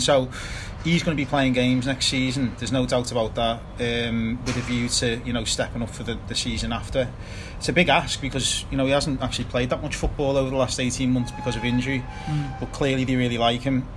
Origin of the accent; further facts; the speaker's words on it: Liverpool, North West England, United Kingdom; from Liverpool